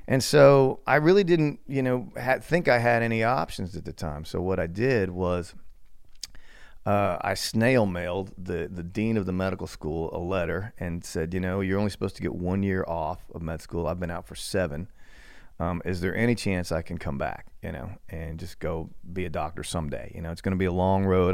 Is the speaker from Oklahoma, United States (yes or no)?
yes; Cordell, Oklahoma, United States; I grew up mostly in Oklahoma. the middle of absolute nowhere, a little town called Cordell